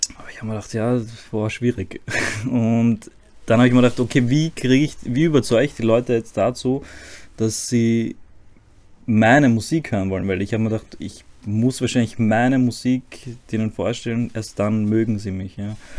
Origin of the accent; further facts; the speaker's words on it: Zagreb, City of Zagreb, Croatia; German is a second language; now in Vienna, Austria; ich bin in Kroatien geboren, in Zagreb